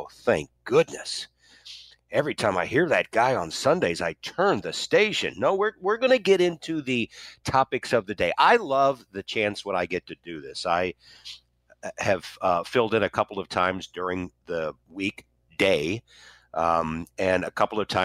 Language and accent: English; St. Louis, Missouri, United States; also born or lived in Wichita, Kansas; my hometown of St. Louis came calling in 1989, and I came home